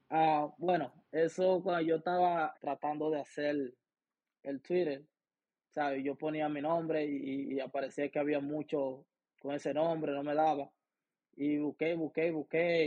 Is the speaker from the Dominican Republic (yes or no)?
yes; Baní, Peravia, Dominican Republic; born or raised there; now in Cleveland, United States